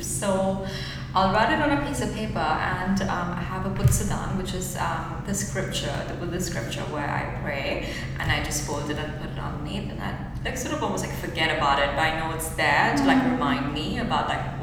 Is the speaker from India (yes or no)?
yes; India; moved away as an adult; now in New Zealand; I think this is the beauty of like growing up in India